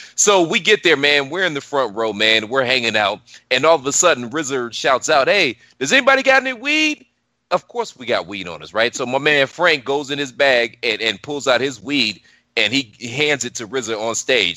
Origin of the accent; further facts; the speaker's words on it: Cleveland, Ohio, United States; moved away; I'm originally from Cleveland, so we're downtown Cleveland.